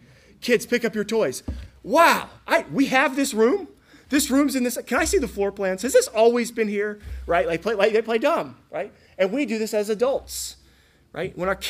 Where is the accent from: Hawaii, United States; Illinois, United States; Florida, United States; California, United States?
Florida, United States; also born or lived in Cookeville, Tennessee / New Zealand; now in East Tennessee, United States; I'm from Florida.